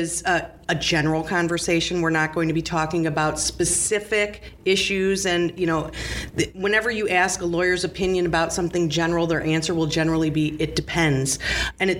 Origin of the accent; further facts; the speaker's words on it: right outside Gary, Indiana, United States; I grew up right outside Gary, Indiana.